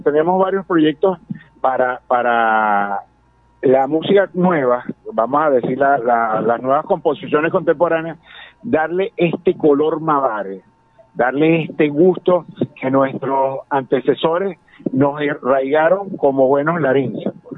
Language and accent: Spanish; Lara, Venezuela; como larenses, como venezolanos